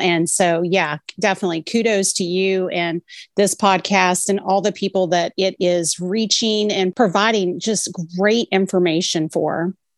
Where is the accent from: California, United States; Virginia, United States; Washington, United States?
Virginia, United States; I'm a native Virginian and I love Virginia